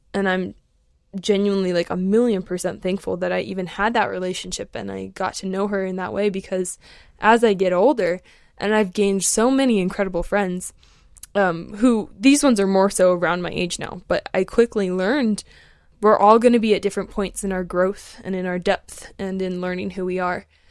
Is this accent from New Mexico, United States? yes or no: no; Alaska, United States; moved away; also born or lived in Colorado / Outer Banks, North Carolina; I grew up in Alaska, and then I lived out in Colorado for a few years, and then I moved, um, to the Outer Banks in North Carolina when I was eighteen.